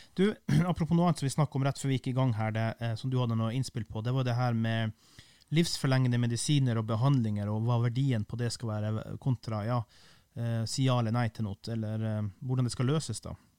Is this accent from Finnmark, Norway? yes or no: yes; Kiberg, Finnmark, Norway; Kiberg der jeg kommer fra